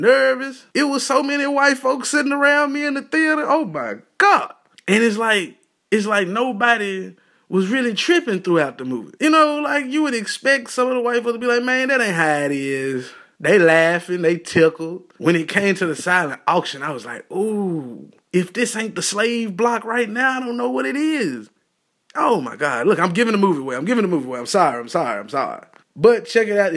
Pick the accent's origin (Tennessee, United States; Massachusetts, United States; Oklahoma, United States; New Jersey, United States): Tennessee, United States; Ripley; I'm a Ripley guy. You know what I'm saying? I'm from Ripley